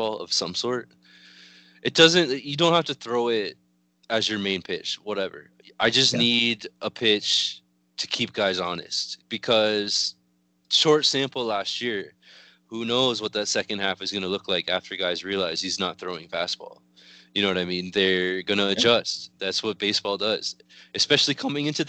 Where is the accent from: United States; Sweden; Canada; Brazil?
Canada; when you're growing up as a Canadian like I am